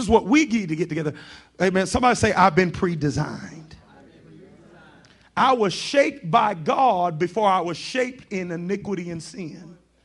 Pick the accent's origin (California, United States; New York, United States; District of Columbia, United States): New York, United States; I grew up in New York